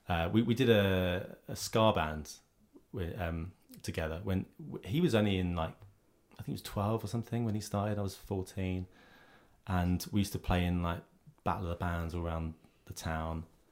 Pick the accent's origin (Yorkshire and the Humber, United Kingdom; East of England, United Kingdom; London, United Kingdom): East of England, United Kingdom; Southend-on-Sea; I'm from Southend in Essex.